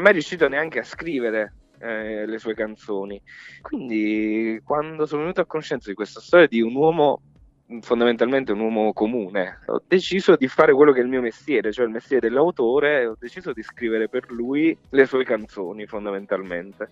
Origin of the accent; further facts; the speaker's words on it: Capaccio, Campania, Italy; moved away; in posti come piccoli dove sono cresciuto io, cioè io, io sono di Pesaro, di Capaccio, provincia di Salerno.